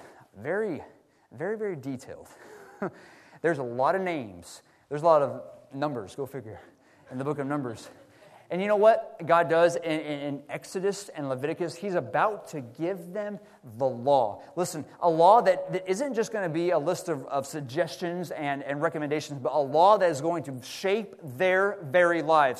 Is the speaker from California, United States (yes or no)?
no; Texas, United States; now in Seattle, United States; Brother Lamar and I, growing up in Texas